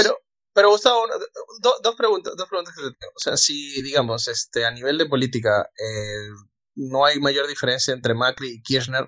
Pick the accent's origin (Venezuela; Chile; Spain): Venezuela; yo soy venezolano